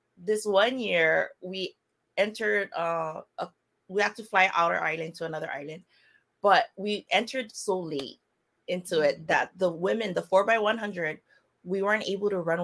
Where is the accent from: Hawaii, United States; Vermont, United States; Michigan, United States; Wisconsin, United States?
Hawaii, United States; Kauai; I'm born and raised on the Hawaiian island called Kauai